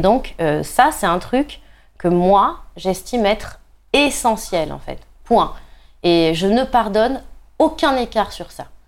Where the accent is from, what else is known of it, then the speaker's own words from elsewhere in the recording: Nice, Provence-Alpes-Côte d'Azur, France; je suis niçoise